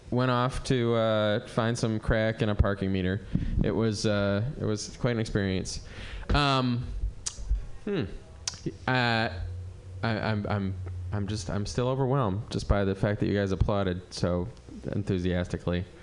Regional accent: Cleveland, Ohio, United States; moved away; I moved here for, in '98 from Cleveland. I do not like the weather. Uh, you know, I was from Cleveland.

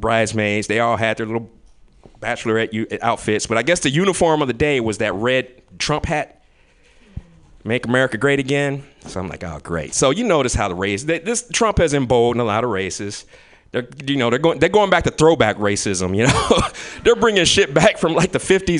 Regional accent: Kentucky, United States; moved away; I'm from Kentucky

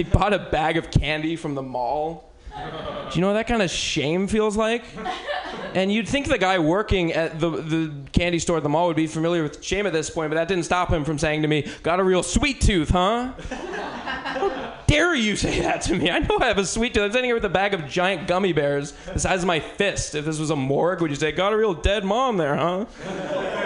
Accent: Bay Area, California, United States; I'm originally from the Bay Area

